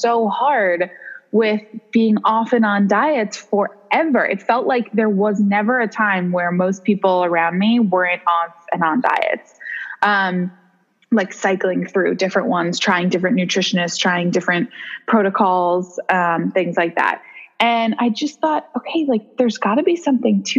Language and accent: English; New York City, New York, United States; also born or lived in San Francisco; I'm born and raised in New York City. Love to live here.